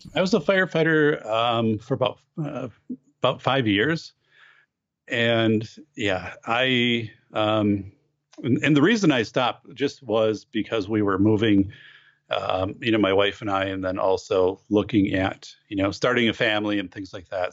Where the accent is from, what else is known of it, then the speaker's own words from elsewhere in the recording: Wisconsin, United States; in my hometown in 1989, we had a huge fire downtown